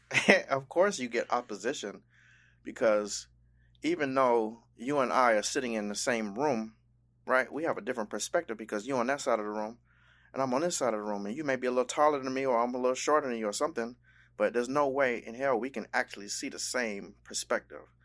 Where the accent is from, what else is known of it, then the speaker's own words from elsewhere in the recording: Miami, Florida, United States; I was born in South Florida, in Miami, but my, um, life's journey has taken me all over the world